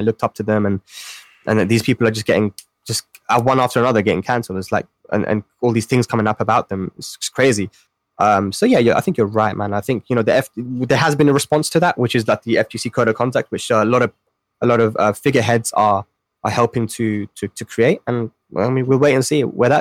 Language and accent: English; Pakistan; as a Pakistani